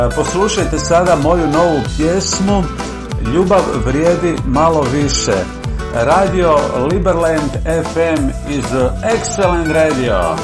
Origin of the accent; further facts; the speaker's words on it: Zagreb, City of Zagreb, Croatia; a singer from Zagreb, from Croatia.